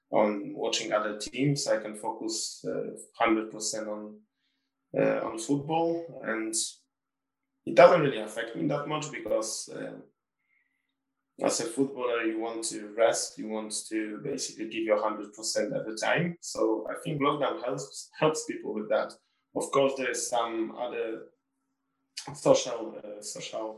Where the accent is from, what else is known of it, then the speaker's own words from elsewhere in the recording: Warsaw, Masovian Voivodeship, Poland; moved away; also born or lived in Sunderland; I want to live in Warsaw because it's my hometown